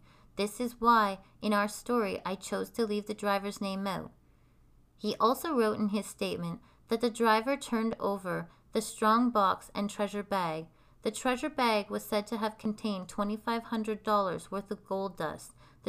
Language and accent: English; Canada; Canadian podcast about the myths, legends, and just good old stories Canada has to tell.